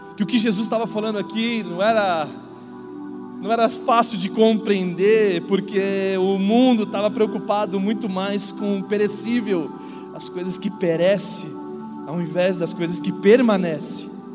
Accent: São Paulo, Brazil; now in Indaiatuba, Brazil; eu não era da cidade de Indatuba, eu nasci em São Paulo

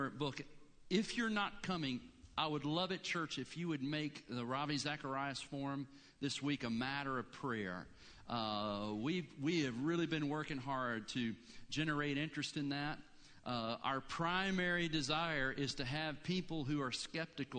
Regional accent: Blue Ridge Mountains, United States; now in Gainesville, United States; I grew up in the Blue Ridge.

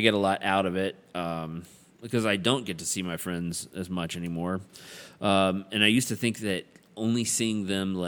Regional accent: American South, United States; we're all American Southerners

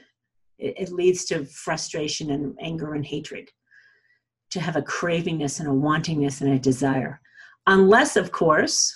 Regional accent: New England, United States; accent: New England; also born or lived in Colorado; now in Aspen, United States

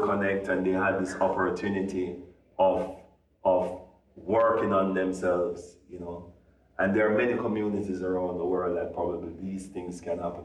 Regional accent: Jamaica; us being Jamaican

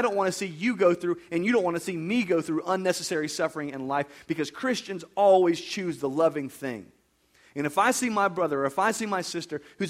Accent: United States; I was raised in America

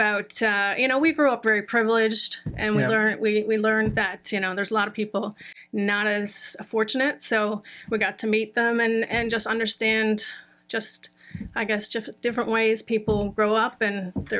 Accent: St. John's, Newfoundland and Labrador, Canada; I'm from St. John's. I'm one of six kids. So I'm the youngest. Well, I'm a twin, so I'm number five. I grew up very sporty.

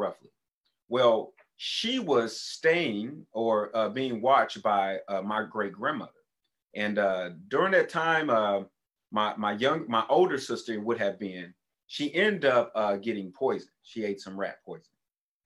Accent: Tulsa, Oklahoma, United States; when we moved from Oklahoma City to Tulsa, I ended up going to 6 different elementary schools

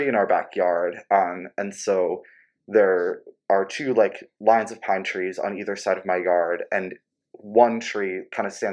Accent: Jobstown, New Jersey, United States; I'm from a little town called Jobstown in New Jersey, which is close to Philadelphia

